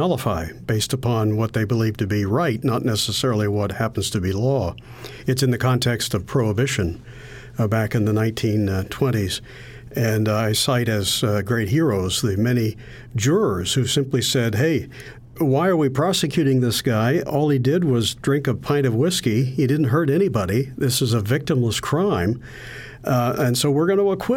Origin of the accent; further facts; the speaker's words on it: Western Pennsylvania, United States; I grew up in Western Pennsylvania